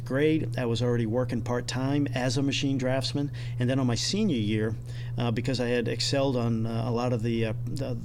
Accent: Randolph, Massachusetts, United States; moved away as an adult; also born or lived in Attleboro, Massachusetts / Bangor, Maine; I was pretty much Massachusetts. I was born in Attleboro, Massachusetts

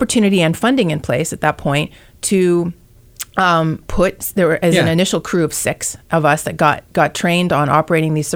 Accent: Alberta, Canada; moved away as an adult; now in Silicon Valley, United States; I grew up in Alberta.

